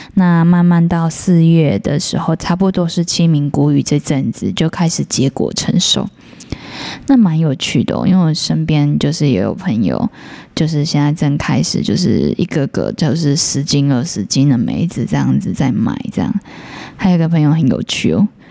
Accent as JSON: {"language": "Chinese", "country": "Taiwan", "said": "我们台湾人"}